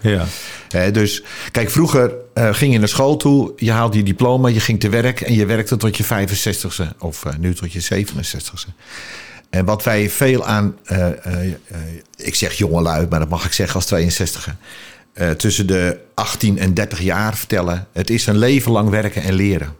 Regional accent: Alkmaar, North Holland, Netherlands; ik ben geboren in Alkmaar, in de Oud Overdie, voor de kenners

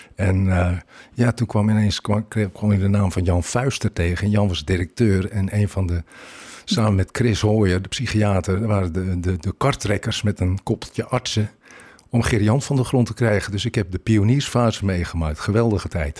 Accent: Beemster, North Holland, Netherlands; Ik kom met de polder, ik kom uit Beemster.

